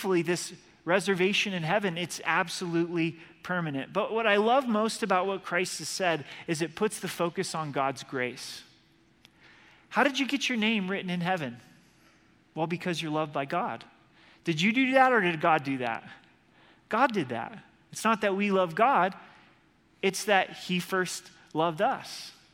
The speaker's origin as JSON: {"language": "English", "region": "Oregon", "country": "United States", "moved": "yes", "said": "I'm from Oregon"}